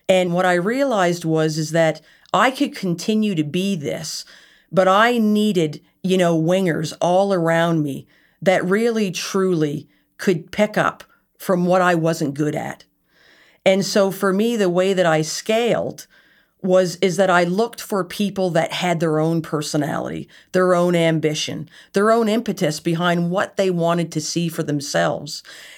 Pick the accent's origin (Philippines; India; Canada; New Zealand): Canada; Nova Scotia; wasn't just based on the fact that I was from Nova Scotia.